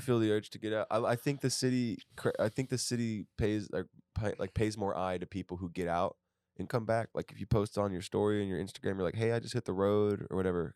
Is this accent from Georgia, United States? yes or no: no; Fort Worth, Texas, United States; also born or lived in Houston; now in Austin, United States; I'm from there, so I moved back home after school